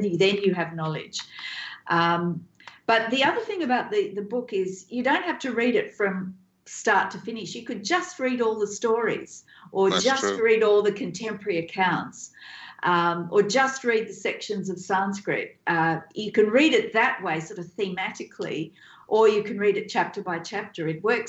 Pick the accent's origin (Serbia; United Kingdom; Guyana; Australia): Australia; having been born and bred in Australia